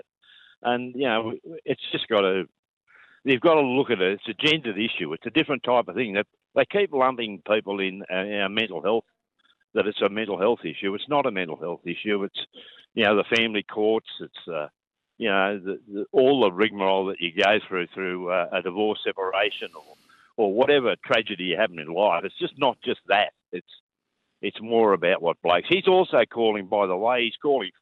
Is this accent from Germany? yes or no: no; Coffs Harbour, New South Wales, Australia; I'm from Coffs Harbour